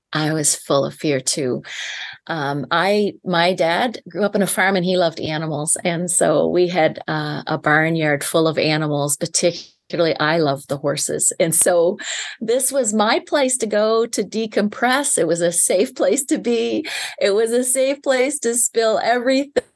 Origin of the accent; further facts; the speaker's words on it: Prince Edward Island, Canada; I'm from Eastern Canada, born and raised, and I live on a small island Island. It's called the Million Acre Farm, Prince Edward Island